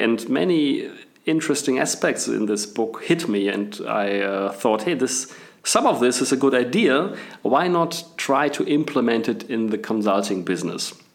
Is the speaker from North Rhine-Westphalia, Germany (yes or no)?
yes; Bielefeld, North Rhine-Westphalia, Germany; English is a second language; moved away as an adult; also born or lived in England / Munich / Australia; I was born and raised in Bielefeld in Germany, so I'm apparently I'm German.